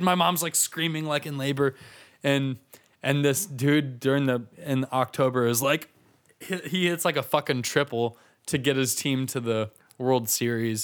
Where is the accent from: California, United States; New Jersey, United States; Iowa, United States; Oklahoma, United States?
Iowa, United States; Des Moines; I'm from Des Moines